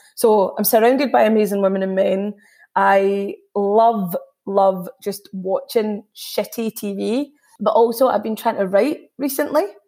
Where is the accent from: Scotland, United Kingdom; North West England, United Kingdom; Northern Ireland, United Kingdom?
Scotland, United Kingdom; being third generation Indian in Scotland.